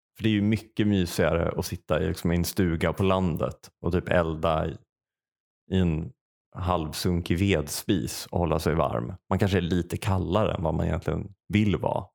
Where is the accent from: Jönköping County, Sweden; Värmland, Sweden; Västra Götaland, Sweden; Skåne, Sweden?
Värmland, Sweden; Säffle; moved away; när jag bodde i Säffle och liksom i affekt flyttade därifrån